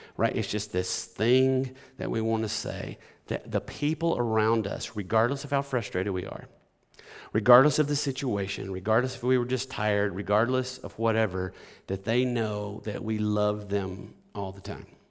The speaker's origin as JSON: {"language": "English", "region": "Alabama", "country": "United States", "tie": "born or raised there", "moved": "yes", "lives_now": "Batesville, United States", "said": "I grew up in Alabama"}